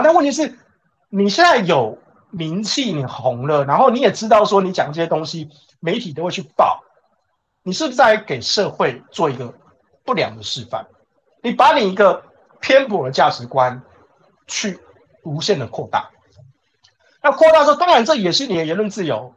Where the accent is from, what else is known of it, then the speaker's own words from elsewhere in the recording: Taichung, Taiwan; 我们拢台中人嘛，啊，我们台中人都知道嘛